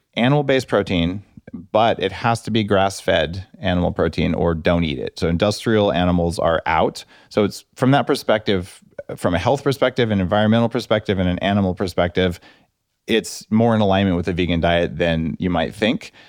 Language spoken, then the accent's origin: English; New Mexico, United States; I grew up in New Mexico